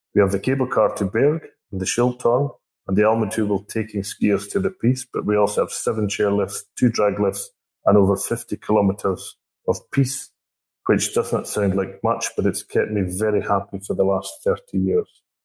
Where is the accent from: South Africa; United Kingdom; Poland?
United Kingdom; Scotland; moved away as an adult; also born or lived in Mürren, Switzerland; now in Switzerland; I'm a Scotsman